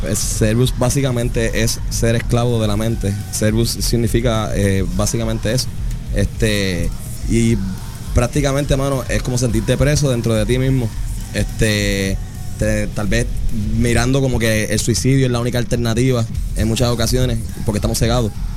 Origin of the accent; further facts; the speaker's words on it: Puerto Rico; sentimos nosotros como puertorriqueños